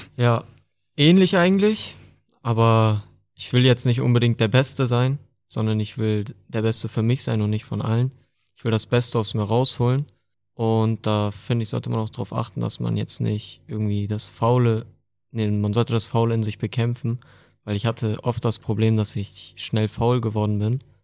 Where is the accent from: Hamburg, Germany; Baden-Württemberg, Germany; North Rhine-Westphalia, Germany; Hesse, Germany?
Hamburg, Germany; Ich komme aus Hamburg.